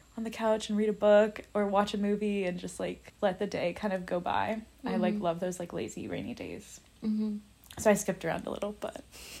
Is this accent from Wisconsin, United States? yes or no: no; Southern California, United States; now in Boston, United States; growing up in Southern California